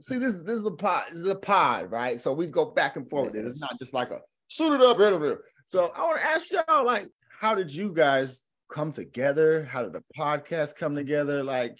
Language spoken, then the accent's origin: English; the South, United States; It's like, see, I'm from the South, right? And there's a saying down here